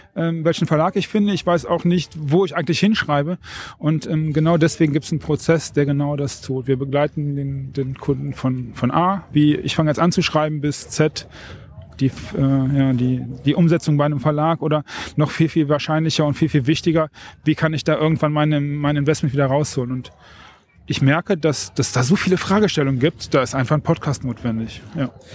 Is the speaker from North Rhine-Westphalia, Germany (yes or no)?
yes; North Rhine-Westphalia, Germany; ich komme vom Niederrhein